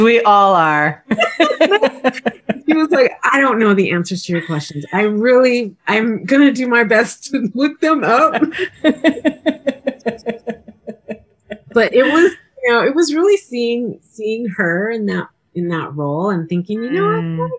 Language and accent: English; Denver, Colorado, United States; all my white friends who I grew up with as we grew up in Wash Park